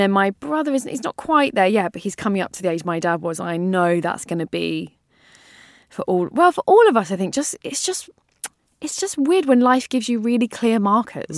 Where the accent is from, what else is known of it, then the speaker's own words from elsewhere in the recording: London, United Kingdom; I grew up in North London